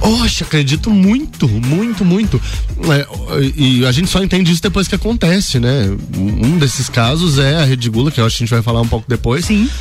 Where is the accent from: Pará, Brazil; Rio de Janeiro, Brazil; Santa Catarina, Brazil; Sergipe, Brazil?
Santa Catarina, Brazil; Lages; also born or lived in São Paulo; mas sou de Lages